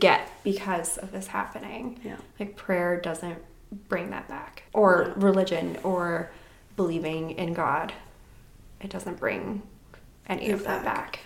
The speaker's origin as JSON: {"language": "English", "town": "Vernon", "region": "British Columbia", "country": "Canada", "tie": "born or raised there", "said": "growing up in Vernon"}